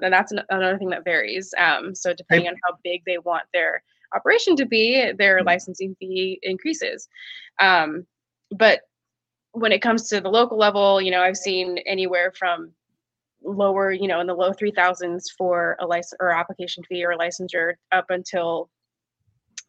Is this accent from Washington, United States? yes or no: yes; Seattle, Washington, United States; I grew up in Seattle